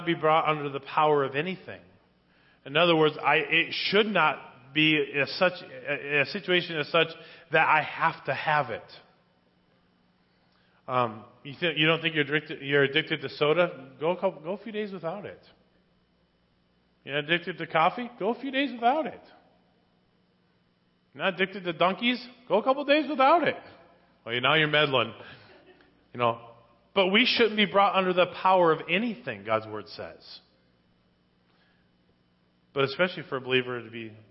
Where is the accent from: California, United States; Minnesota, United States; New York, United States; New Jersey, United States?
Minnesota, United States; Spring Lake Park; Growing up in Spring Lake Park, Minnesota, as a youth, we lived right next door to a huge bar